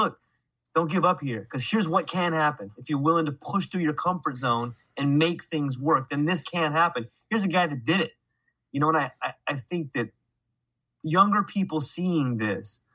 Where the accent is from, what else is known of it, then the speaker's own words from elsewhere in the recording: California, United States; now in Hawaii, United States; I was born and raised in California